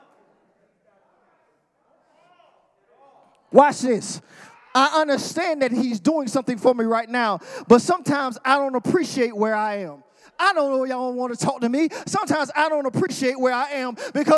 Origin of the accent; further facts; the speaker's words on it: the South, United States; I'm from the South.